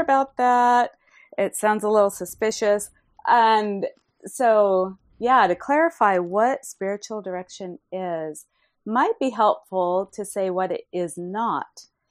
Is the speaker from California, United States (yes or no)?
yes; Fresno, California, United States; my hometown of Fresno, California